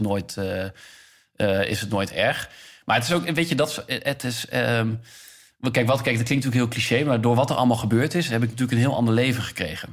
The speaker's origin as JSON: {"language": "Dutch", "town": "Enschede", "region": "Overijssel", "country": "Netherlands", "tie": "born or raised there", "also_born_or_lived": "Zwolle", "moved": "as an adult", "lives_now": "Amsterdam, Netherlands", "said": "ik ben geboren in Zwolle en opgegroeid in Enschede."}